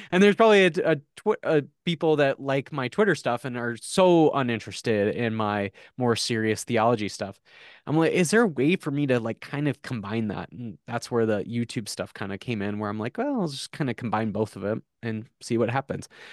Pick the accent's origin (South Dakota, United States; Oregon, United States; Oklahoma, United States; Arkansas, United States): South Dakota, United States; I grew up in South Dakota